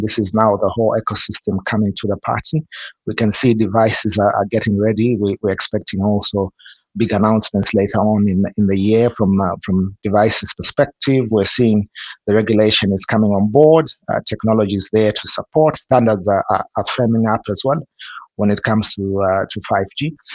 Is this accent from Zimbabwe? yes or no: yes; Zimbabwe; I'm from from Zimbabwe.